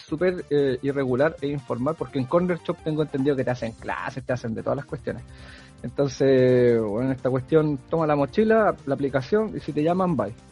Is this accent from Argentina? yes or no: no; Chile